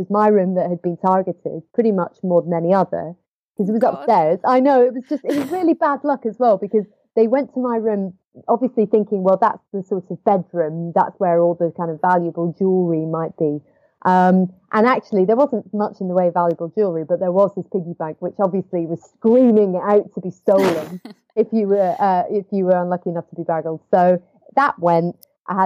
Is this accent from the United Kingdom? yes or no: yes; Edinburgh, Scotland, United Kingdom; I was living in my parents' house at the time, which is where I grew up in Edinburgh